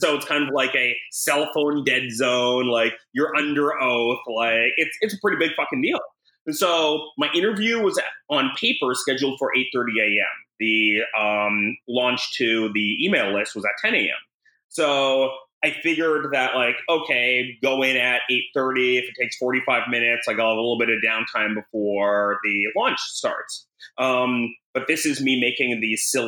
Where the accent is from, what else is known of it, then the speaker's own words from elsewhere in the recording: Canada; moved away as an adult; now in United States; I'm Canadian